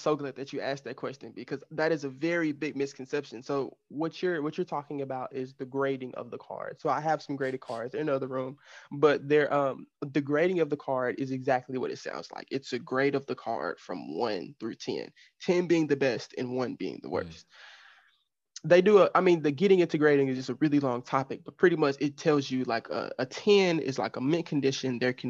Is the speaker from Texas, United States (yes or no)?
yes; Dallas, Texas, United States; I saw him play like because I'm from Dallas.